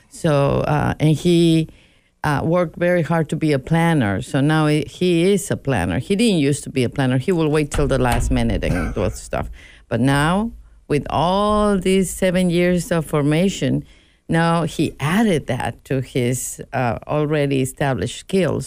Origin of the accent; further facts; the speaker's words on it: Mexico; moved away; I was raised Roman Catholic in Mexico